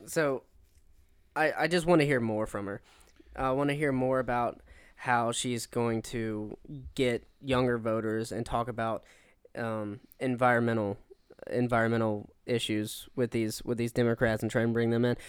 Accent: Pensacola, Florida, United States; Pensacola, my hometown

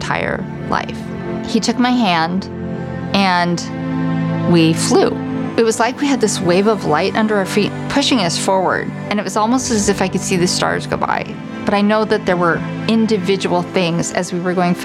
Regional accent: Council Bluffs, Iowa, United States; I grew up in Council Bluffs, Iowa, in a Jewish family

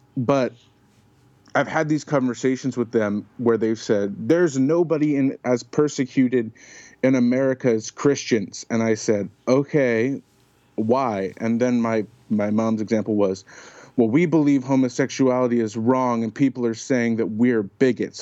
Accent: Oakland, California, United States; born or raised there

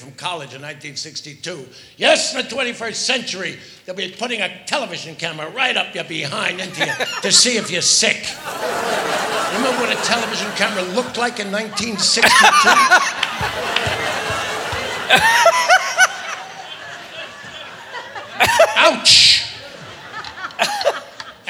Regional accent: New York City, New York, United States; I'm from the Bronx

